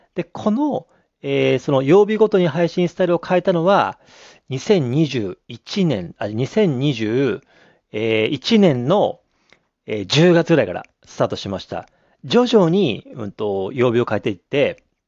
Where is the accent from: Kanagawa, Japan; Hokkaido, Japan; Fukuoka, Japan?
Hokkaido, Japan; Abashiri; moved away as an adult; also born or lived in Tokyo / Sapporo; 僕は北海道網走市に生まれて、高校まで、えー、ね、網走に行って